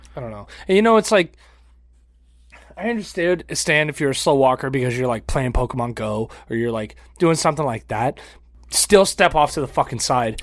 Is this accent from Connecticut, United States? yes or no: no; Florida, United States; we're from Florida